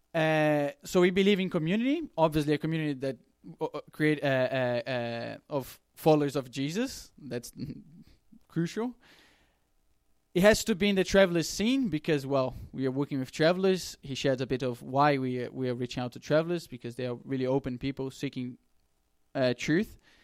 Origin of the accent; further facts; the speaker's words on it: Brazil; moved away; I come from Brazil